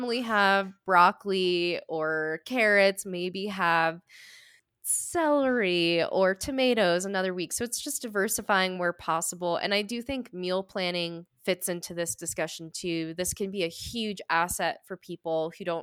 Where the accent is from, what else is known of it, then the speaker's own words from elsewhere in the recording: New England, United States; I'm from New England